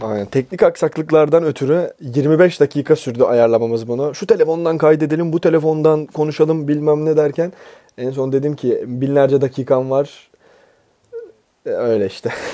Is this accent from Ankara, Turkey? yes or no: no; Bursa, Turkey; now in Istanbul, Turkey; ben bir kurtarma operasyonuyla memleketime geri geldim